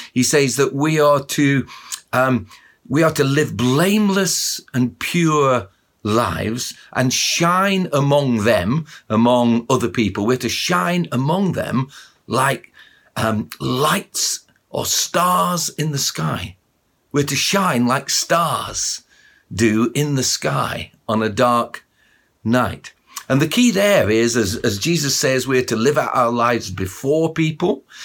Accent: Barnsley, Yorkshire and the Humber, United Kingdom; when I was a kid, I grew up in Barnsley, just up the road from where most of you probably live in Sheffield

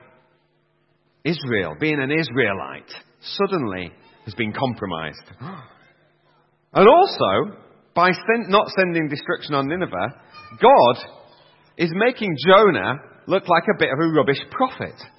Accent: Yorkshire and the Humber, United Kingdom; I'm a Yorkshireman myself

